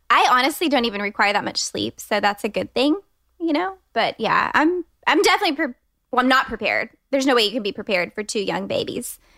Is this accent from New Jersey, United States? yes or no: no; Austin, Texas, United States; I'm a designer based here in Austin, Texas. I grew up in Austin